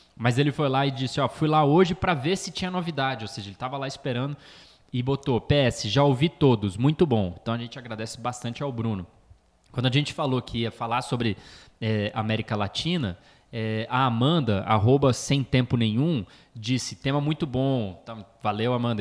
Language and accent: Portuguese; Brazil; Falando como brasileiro